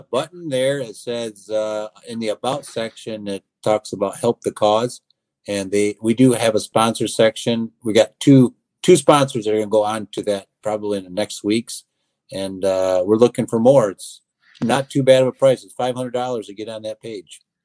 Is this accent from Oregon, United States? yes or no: no; Athens, East Leroy, Climax, and Scotts, Michigan, United States; my hometown, uh, Athens, East Leroy, Climax, and Scotts, what we call ACES region